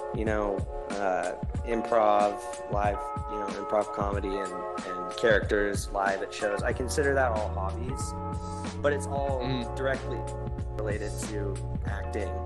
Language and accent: English; Northern California, United States; I'm from Northern California where there's a lot of like broy people